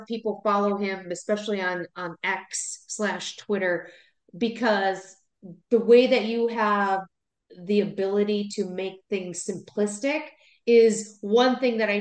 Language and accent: English; Wisconsin, United States; moved away; I'm from Wisconsin